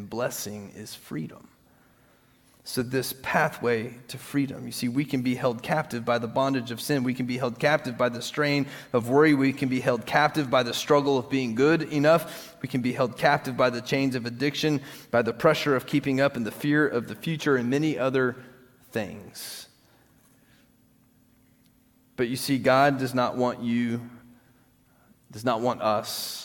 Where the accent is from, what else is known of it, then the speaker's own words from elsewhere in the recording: United States; we in this country, we live in a free country